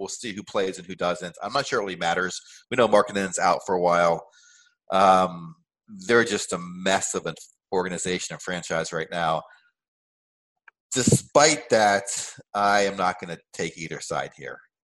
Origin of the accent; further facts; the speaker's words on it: Chicago, Illinois, United States; Chicago, my hometown.